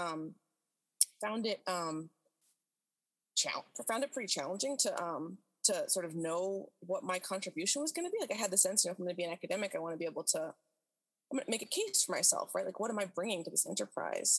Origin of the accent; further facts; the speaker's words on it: near Boston, Massachusetts, United States; now in Philadelphia, United States; I grew up near Boston